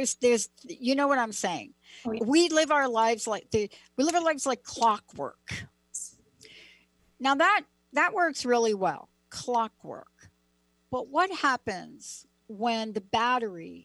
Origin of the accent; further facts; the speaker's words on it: East Coast, United States; also born or lived in New Jersey; I grew up on the East Coast